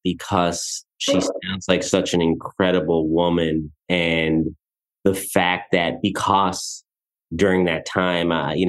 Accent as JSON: {"language": "English", "town": "Edgemont", "region": "New York", "country": "United States", "said": "I am technically from Edgemont, although I'm on the borderline and it could be considered Scarsdale. It could be considered Yonkers."}